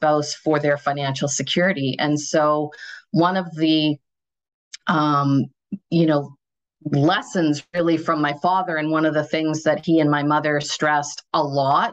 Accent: Thunder Bay, Ontario, Canada; now in Toronto, Canada; I grew up in Northwestern Ontario. I'm from Thunder Bay

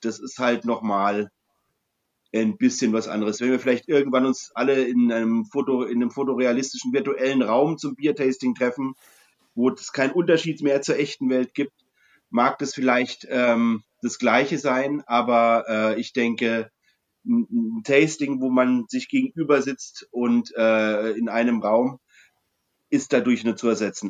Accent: Franconia, Bavaria, Germany; als Franke

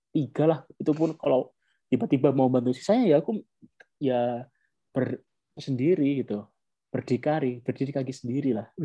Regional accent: Turkmenistan; Indonesian is a second language; now in Konya, Turkey; Tapi kalau untuk orang asing sendiri kayak orang saya kan orang Turkmenistan.

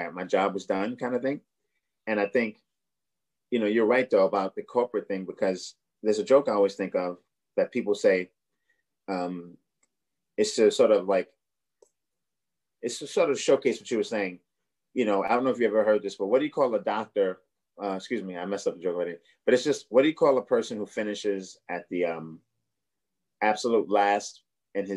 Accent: New York City, New York, United States; also born or lived in Boston; I'm from Brooklyn, but I lived in Boston for like four or five years

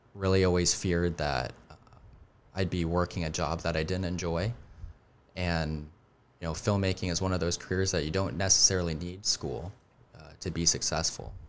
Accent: Colorado, United States; also born or lived in Highlands Ranch, Colorado; now in Charleston, United States; I grew up in in Colorado

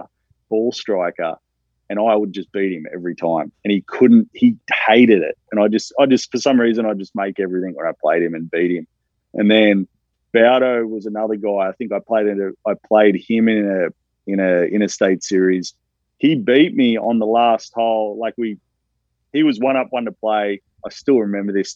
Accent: Australia; moved away; I'm from Australia

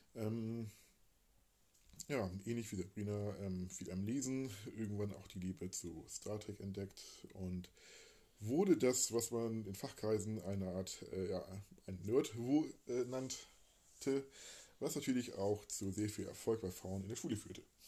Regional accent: Hamburg, Germany; also born or lived in Emsland / Lübeck; also gebürtiger Hamburger, lebte eine Zeit lang, dann Kindheit verbracht in Rumst, äh, Rumsdorf, eine kleine Trabantenstadt quasi, Speckgürtel von Hamburg

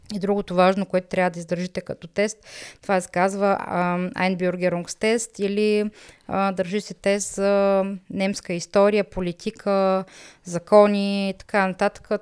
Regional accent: Bulgaria; moved away as an adult; now in Germany

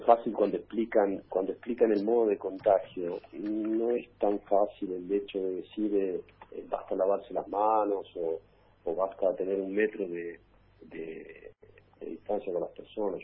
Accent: Argentina; now in Rome, Italy; cuando uno es argentino y está lejos, eh, parece que sos más argentino todavía

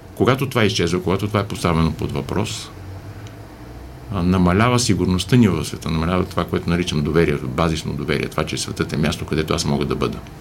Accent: Bulgaria; ние се разпознаваме като българи

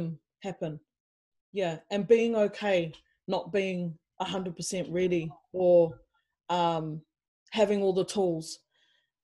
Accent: New Zealand; moved away as an adult; also born or lived in England; now in Melbourne, Australia; I grew up in New Zealand for most of my life.

